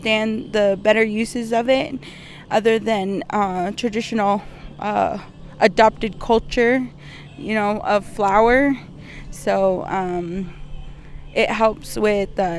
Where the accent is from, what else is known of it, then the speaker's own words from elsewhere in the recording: Camp Verde, Arizona, United States; I'm from Camp Verde